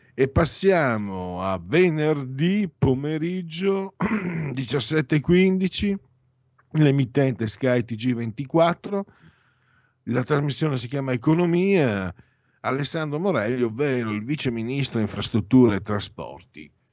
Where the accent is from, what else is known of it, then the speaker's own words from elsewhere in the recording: San Vito al Tagliamento, Friuli-Venezia Giulia, Italy; io vengo dal eh, San Vito al Tagliamento, in, Friuli, in alto a destra in Friuli